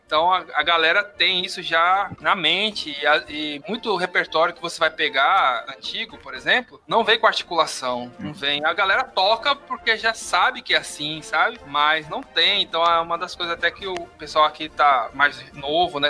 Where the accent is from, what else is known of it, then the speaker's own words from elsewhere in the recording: São Paulo, Brazil; moved away as an adult; now in Pernambuco, Brazil; Quando eu cheguei aqui, eu sou de São Paulo, e quando eu cheguei aqui em 2002